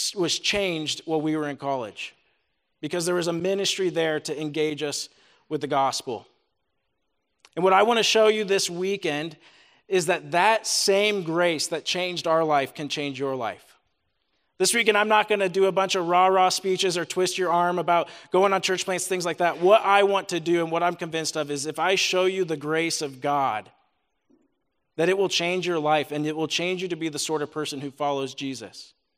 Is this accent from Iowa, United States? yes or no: yes; Des Moines, Iowa, United States; also born or lived in Ames, Iowa; now in Cedar Falls, United States; Both my wife, Natalie, and I grew up in Des Moines, Iowa.